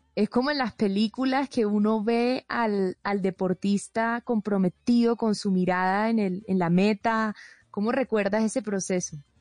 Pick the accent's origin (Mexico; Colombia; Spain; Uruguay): Colombia; Colombian Caribbean coast; accent: costeño; mi acento costeño